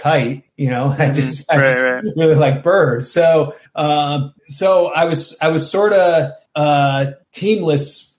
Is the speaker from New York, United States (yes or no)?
yes; the New York area, United States; moved away; also born or lived in Portland; I grew up in the New York area